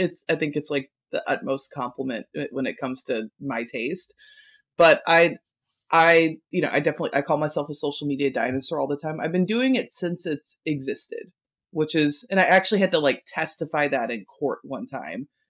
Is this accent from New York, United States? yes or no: no; Kentucky, United States; I'm from Kentucky